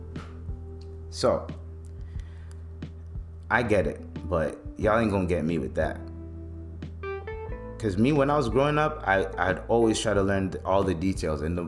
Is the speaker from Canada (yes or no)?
yes; Canada; growing up in Canada